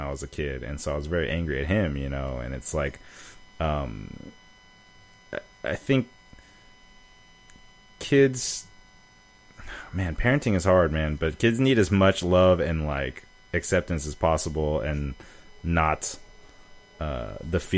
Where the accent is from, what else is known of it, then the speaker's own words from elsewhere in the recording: Oakland, California, United States; I grew up in Oakland, so grew up around plenty of black people